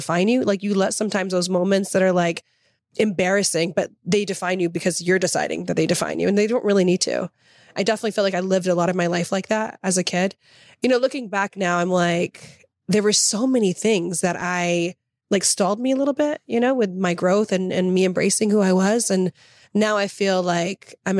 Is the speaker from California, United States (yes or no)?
no; Tennessee, United States; moved away; also born or lived in Oklahoma; I grew up in Tennessee. 12 and a half years